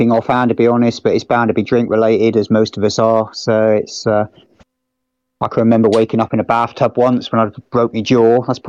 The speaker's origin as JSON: {"language": "English", "area": "Devon", "region": "South West England", "country": "United Kingdom", "said": "I'm from Devon, mate. We're all weird down here."}